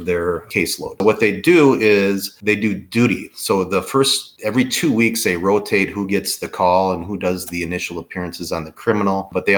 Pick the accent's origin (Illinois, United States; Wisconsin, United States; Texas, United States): Wisconsin, United States; Wood County; I am a lifelong resident of Wood County. I grew up in Buren